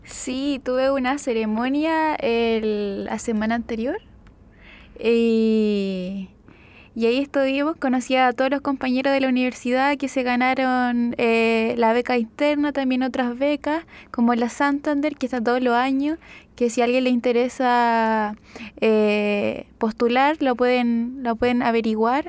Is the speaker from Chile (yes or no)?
yes; Chillán, Ñuble, Chile; moved away; Yo soy de Chillán y mi familia estaba en Chillán